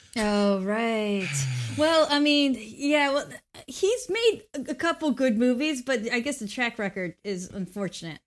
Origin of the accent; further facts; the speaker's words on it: Mexico; I grew up in Mexico